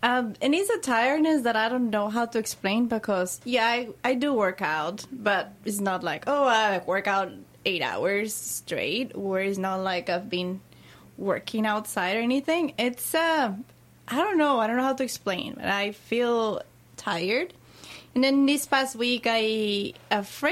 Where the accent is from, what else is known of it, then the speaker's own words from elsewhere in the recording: Colombia; now in Louisville, United States; I was born in Colombia.